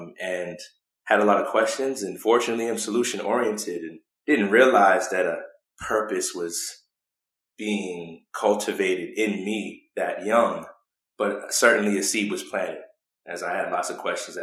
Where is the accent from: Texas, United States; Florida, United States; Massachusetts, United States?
Massachusetts, United States; Boston; I was born and raised in Boston, Massachusetts